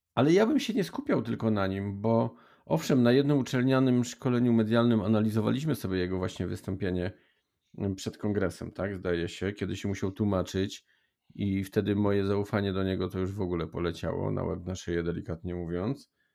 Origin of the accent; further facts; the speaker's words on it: Silesian Voivodeship, Poland; U nas na Śląsku